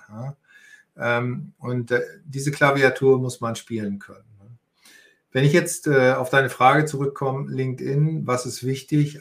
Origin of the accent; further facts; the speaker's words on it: Northern Germany, Germany; moved away as an adult; also born or lived in Austria / Hamburg; Ich bin hier auch in der Nähe geboren. Ich komme aus Norddeutschland